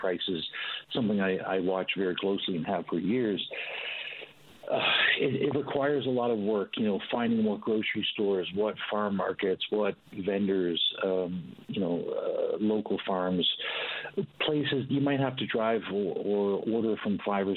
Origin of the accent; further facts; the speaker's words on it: Newfoundland and Labrador, Canada; also born or lived in St. John's; now in British Columbia, Canada; growing up in Newfoundland